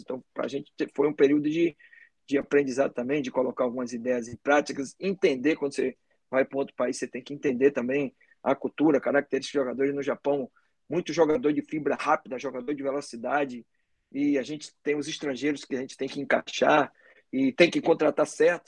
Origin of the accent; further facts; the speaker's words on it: Salvador, Bahia, Brazil; eu sou daqui de Salvador